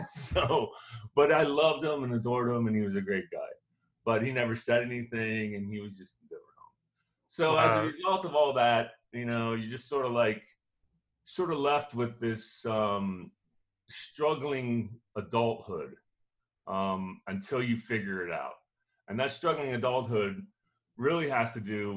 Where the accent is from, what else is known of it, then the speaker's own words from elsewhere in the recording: Cocoa Beach, Florida, United States; I grew up in Cocoa Beach, Florida, an idyllic situation.